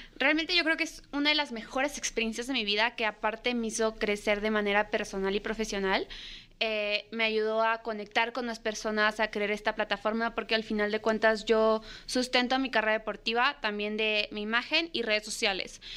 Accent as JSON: {"language": "Spanish", "region": "Michoacán", "country": "Mexico", "tie": "born or raised there", "also_born_or_lived": "Guadalajara, Jalisco", "said": "nací en Guadalajara, después me fui a vivir a Michoacán"}